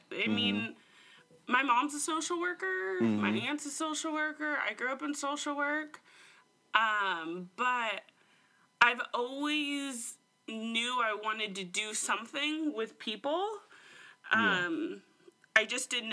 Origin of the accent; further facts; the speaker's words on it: Portland, Oregon, United States; I'm from Portland. Mm-hmm. Grew up in Southeast, yes.